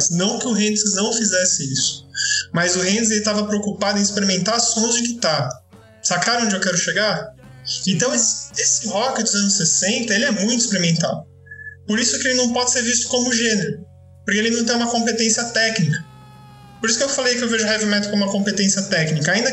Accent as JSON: {"language": "Portuguese", "region": "São Paulo", "country": "Brazil", "also_born_or_lived": "Franca", "said": "eu tô no interior aqui em Franca, mas enfim, eu sou paulistano"}